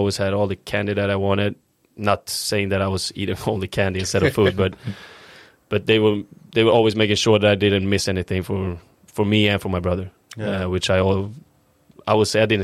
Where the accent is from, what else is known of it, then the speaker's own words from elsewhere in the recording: Uppsala, Uppsala County, Sweden; English is a second language; moved away as an adult; also born or lived in Östersund, Sweden / Stockholm, Sweden; we moved to my current town and where I believe is my hometown and where I grew up in Uppsala.